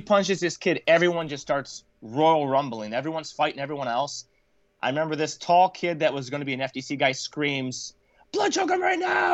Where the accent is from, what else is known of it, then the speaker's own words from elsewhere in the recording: Michigan, United States; I was born and raised in Michigan